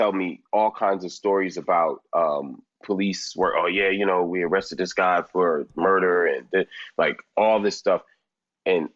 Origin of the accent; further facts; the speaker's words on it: Philadelphia, Pennsylvania, United States; And then I was born back home in Philly. And then they live with my grandmother in West Philly till they got a house